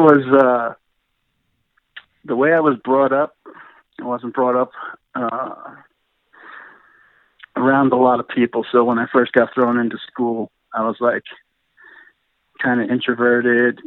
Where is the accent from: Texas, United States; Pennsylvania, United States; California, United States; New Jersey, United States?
New Jersey, United States; Montville; I was born Montville, New Jersey